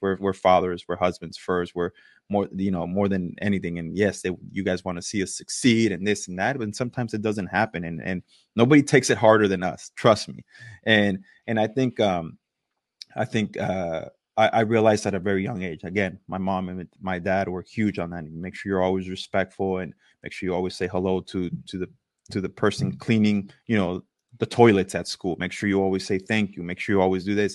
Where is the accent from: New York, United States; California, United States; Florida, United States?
California, United States; East Los Angeles; moved away as an adult; also born or lived in Toronto, Canada; Dodger Stadium was my backyard growing up in East L